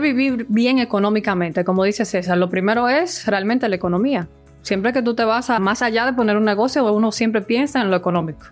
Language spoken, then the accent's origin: Spanish; Dominican Republic; moved away; Yo soy de República Dominicana